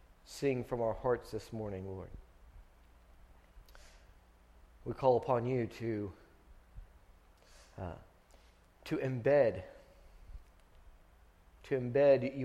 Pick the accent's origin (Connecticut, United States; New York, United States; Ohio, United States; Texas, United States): Texas, United States; Friendswood; I grew up in Friendswood. We moved here whenever I was in kindergarten, halfway through my kindergarten year